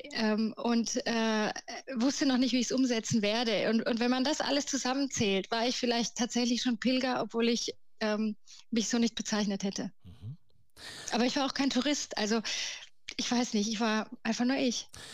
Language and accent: German; Karlsruhe, Baden-Württemberg, Germany; also born or lived in Galicia, Spain (parents' origin); Geboren bin ich tatsächlich in Karlsruhe, in Süddeutschland